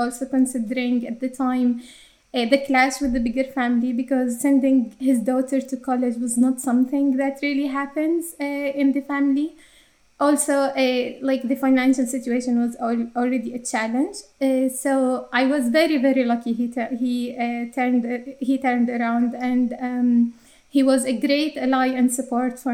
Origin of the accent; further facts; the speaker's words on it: Jordan; accent: Arabic English; English is a second language; moved away as an adult; now in Ireland; I was born and raised in Jordan to a conservative Muslim family